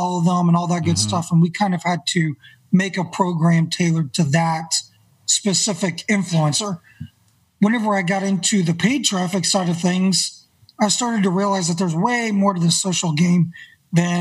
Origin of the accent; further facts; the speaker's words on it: Northwest Arkansas, United States; also born or lived in Bentonville, Arkansas; I grew up here in Northwest Arkansas